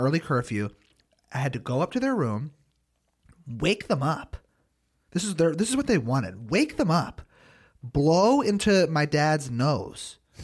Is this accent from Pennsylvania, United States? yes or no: yes; Philadelphia, Pennsylvania, United States; I'm from Philly